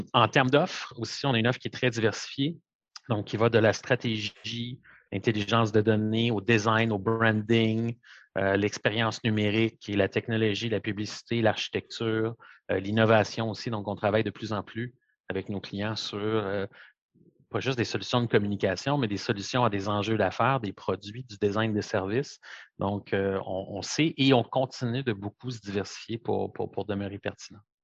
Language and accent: French; Montreal, Quebec, Canada; toute ma vie grandi à Montréal, un pur produit de, de Montréal